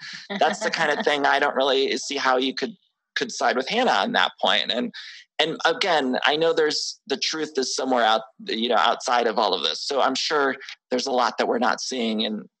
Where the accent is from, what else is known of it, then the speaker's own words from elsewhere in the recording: Midwest, United States; Also, I'm from the Midwest, so I'd love a Chicago Housewives would be great.